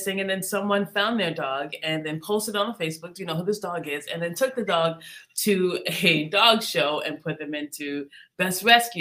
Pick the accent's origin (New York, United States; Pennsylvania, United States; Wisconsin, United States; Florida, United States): New York, United States; Long Island; my hometown, well, my home place of Long Island